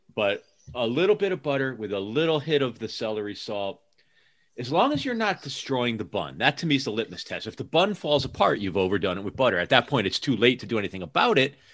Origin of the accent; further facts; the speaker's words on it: New Haven, Connecticut, United States; moved away as an adult; also born or lived in New York City; now in Seattle area, United States; I grew up outside of New Haven, Connecticut